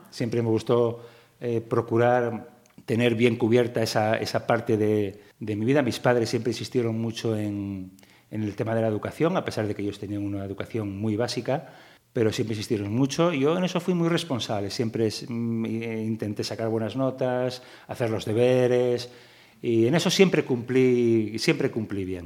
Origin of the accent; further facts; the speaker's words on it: Gijón, Asturias, Spain; también nací en, en Gijón y, como asturiano